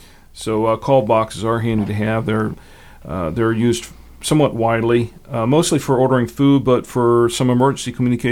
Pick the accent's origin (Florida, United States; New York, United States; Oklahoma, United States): Florida, United States; I came from Florida. We have a lot of golf courses in Florida